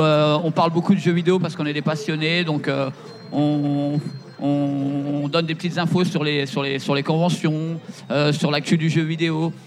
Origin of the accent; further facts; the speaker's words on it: Seine-et-Marne, Île-de-France, France; je suis de Seine-et-Marne